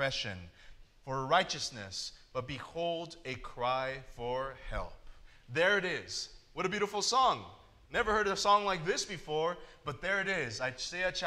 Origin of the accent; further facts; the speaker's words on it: California, United States; now in Michigan, United States; I grew up in California where the winters are awesome